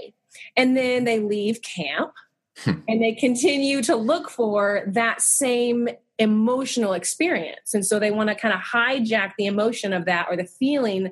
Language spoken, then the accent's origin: English; Abilene, Texas, United States; moved away as an adult; also born or lived in Cairo, Egypt; now in Sugar Land, United States; I grew up in Abilene, Texas, a little bit further west